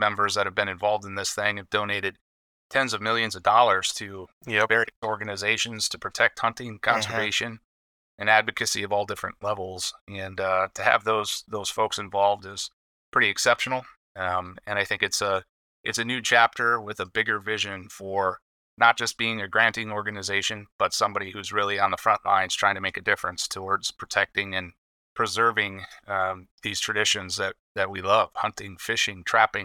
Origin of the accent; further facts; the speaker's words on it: Wisconsin, United States; now in Minnesota, United States; Wisconsin. Wisconsin boy